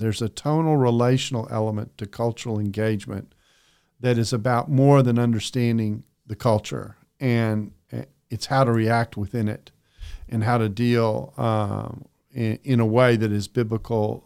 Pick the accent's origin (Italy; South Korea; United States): United States; Texas; also born or lived in Calgary, Alberta, Canada / Aberdeen, Scotland; grew up in Texas